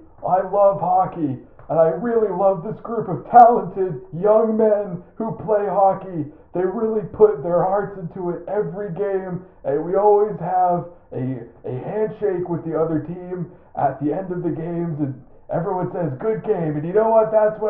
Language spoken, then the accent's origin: English; Tallahassee, Florida, United States; I am a hockey coach. I am from Tallahassee, Florida, and I'm very proud of my hockey team.